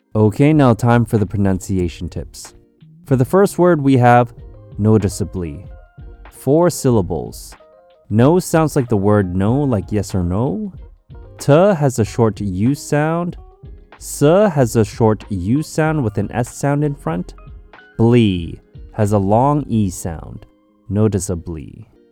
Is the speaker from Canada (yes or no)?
yes; Canada; growing up in Canada